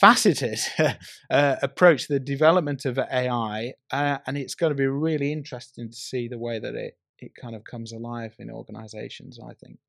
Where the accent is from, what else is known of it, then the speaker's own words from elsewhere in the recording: North West England, United Kingdom; I grew up in the Northwest. I used to go to Preston Market on a Saturday.